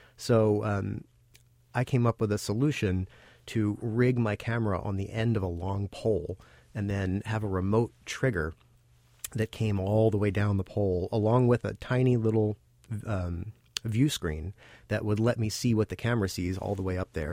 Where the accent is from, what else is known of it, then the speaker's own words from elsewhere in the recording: Baltimore, Maryland, United States; moved away as an adult; now in New York, United States; I'm originally from Baltimore